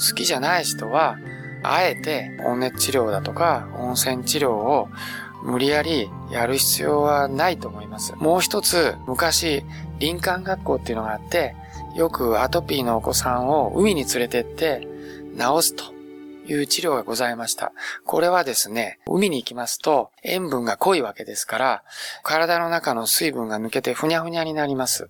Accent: Beppu, Oita, Japan; 私はもう別府の生まれ

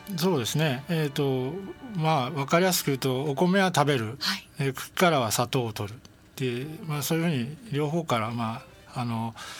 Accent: Nerima, Tokyo, Japan; 私、生まれも育ちも東京都の練馬区で

